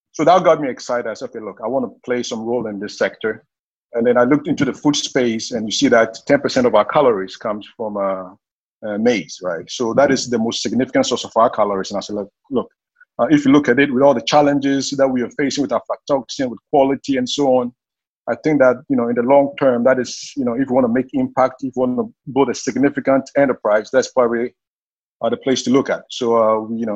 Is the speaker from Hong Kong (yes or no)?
no; Ghana; moved away as an adult; also born or lived in Seattle, United States; I'm originally from Ghana, based in Ghana now. I left for the U.S. after high school